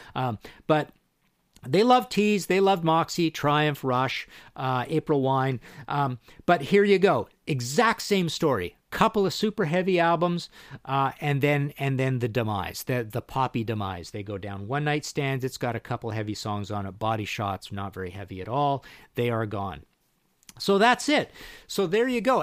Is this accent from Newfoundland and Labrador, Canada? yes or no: no; Trail, British Columbia, Canada; I'm from Trail B C